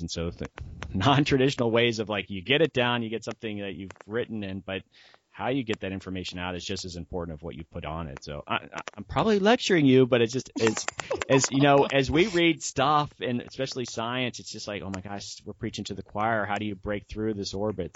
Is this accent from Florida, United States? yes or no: yes; Florida, United States; I'm a coastal guy. I'm from Florida